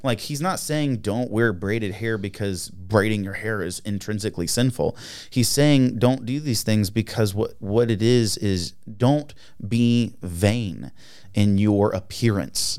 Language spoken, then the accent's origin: English; United States; as an American